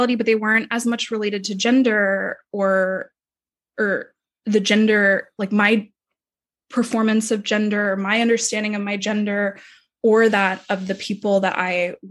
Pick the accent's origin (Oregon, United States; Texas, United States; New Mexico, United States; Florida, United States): Texas, United States; Dallas; I grew up mostly in Texas, mostly in Dallas, Texas